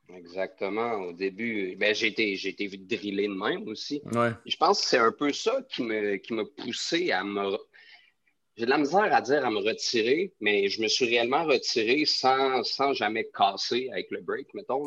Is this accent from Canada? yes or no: yes; Quebec City, Quebec, Canada; now in Montreal, Canada; je viens de Québec